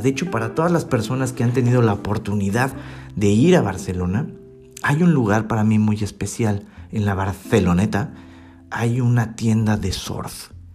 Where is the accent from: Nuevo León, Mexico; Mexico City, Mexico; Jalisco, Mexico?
Mexico City, Mexico; moved away as an adult; also born or lived in Baden, Switzerland; como buen mexicano de la Ciudad de México